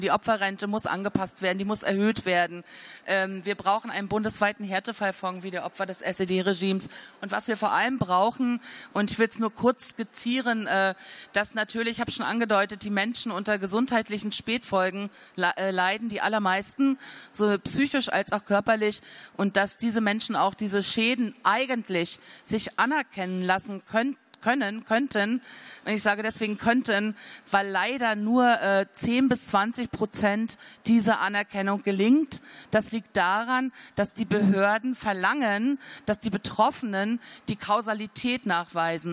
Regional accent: Rügen, Mecklenburg-Vorpommern, Germany; Ich bin 1962 auf der Insel Rügen geboren

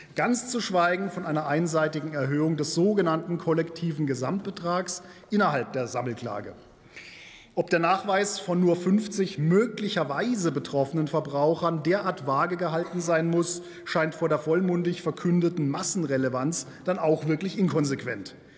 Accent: Germany; bei uns in Deutschland

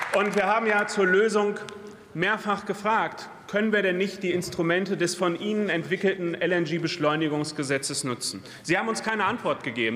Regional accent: Lüdenscheid, North Rhine-Westphalia, Germany; bei mir in meiner Heimat, in Lüdenscheid, im Sauerland

